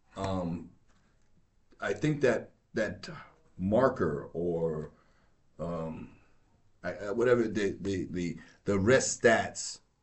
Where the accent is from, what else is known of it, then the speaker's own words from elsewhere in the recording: New York, United States; I grew up in New York, but I, uh, my family's from North Carolina and my father's from Georgia